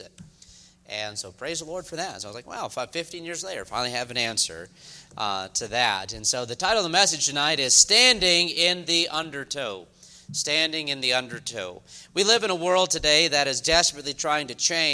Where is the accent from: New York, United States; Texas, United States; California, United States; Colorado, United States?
New York, United States; now in the South, United States; I'm from New York originally